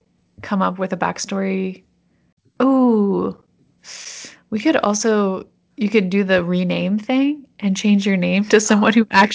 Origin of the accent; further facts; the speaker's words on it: Canada; You don't have an accent. And you'd be like, I'm from Canada, assholes, or something like that.